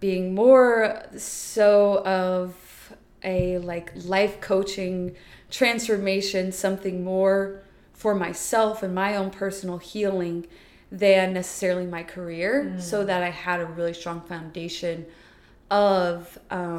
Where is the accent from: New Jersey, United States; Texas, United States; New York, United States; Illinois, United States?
Texas, United States; Houston; moved away as an adult; also born or lived in New Orleans / Geneva, Switzerland; I'm born and raised in Houston, Texas.